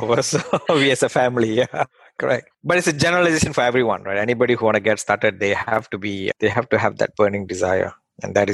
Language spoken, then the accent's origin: English; Malaysia; English is a second language; now in United States; I came from Malaysia, like probably like 10 years ago to the US through a company transfer.